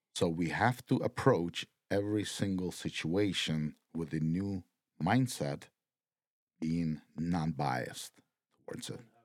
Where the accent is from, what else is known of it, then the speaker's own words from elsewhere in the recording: Ukraine; moved away; my home country